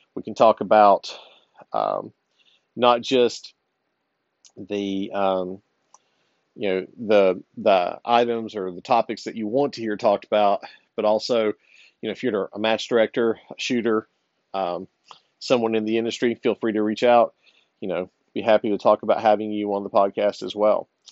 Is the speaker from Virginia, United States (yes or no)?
yes; Virginia, United States; moved away; my home state of Virginia. Uh, I don't live there anymore